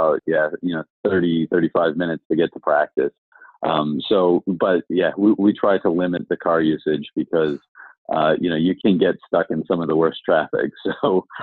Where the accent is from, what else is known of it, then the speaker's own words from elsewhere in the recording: Chicago, Illinois, United States; moved away as an adult; also born or lived in Bermuda; now in London, United Kingdom; I grew up in Chicago, so I'm a Bears fan